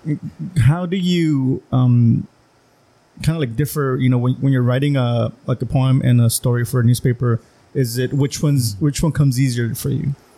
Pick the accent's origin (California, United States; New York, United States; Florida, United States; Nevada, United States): California, United States; Calexico; I grew up in in Las Pichoneras, you know, low income